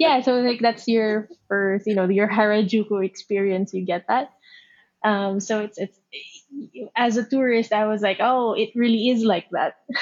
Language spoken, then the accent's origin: English; Philippines; moved away as an adult; now in Japan; I'm from the Philippines. Um, born, raised in the Philippines.